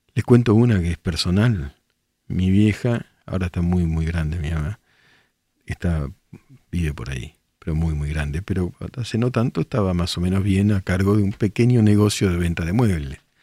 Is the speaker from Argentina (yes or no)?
yes; El Palomar, Buenos Aires Province, Argentina; moved away; yo soy de Palomar